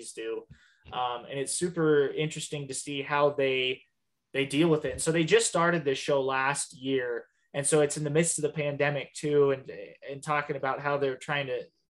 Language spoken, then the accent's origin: English; Lewistown, United States; my hometown, Lewistown.